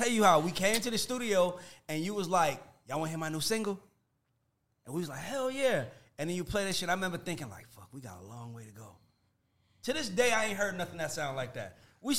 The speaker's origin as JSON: {"language": "English", "town": "Atlanta", "region": "Georgia", "country": "United States", "tie": "born or raised there", "said": "I grew up in Atlanta."}